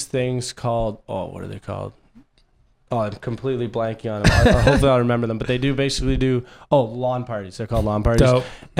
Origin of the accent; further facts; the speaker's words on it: Canada; accent: Canadian; moved away as an adult; also born or lived in Princeton, United States; growing up in Canada